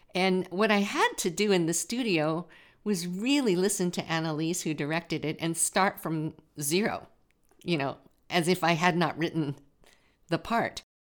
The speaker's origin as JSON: {"language": "English", "town": "Watsonville", "region": "California", "country": "United States", "tie": "born or raised there", "said": "I grew up in Watsonville"}